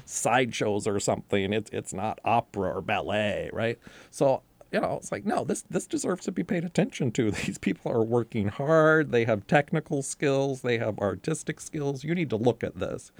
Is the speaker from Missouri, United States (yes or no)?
no; North Carolina, United States; I was growing up in North Carolina